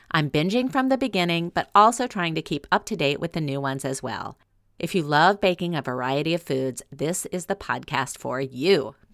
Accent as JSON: {"language": "English", "region": "Louisiana", "country": "United States", "tie": "born or raised there", "said": "growing up in Louisiana"}